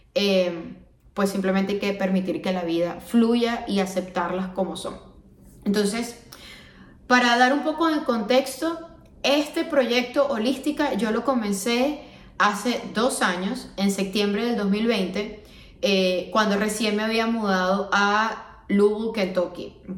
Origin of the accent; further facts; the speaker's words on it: Venezuela; moved away as an adult; also born or lived in Miami; now in United States; vengo de Venezuela, una zona que es muy tropical, que todo el año tenemos calor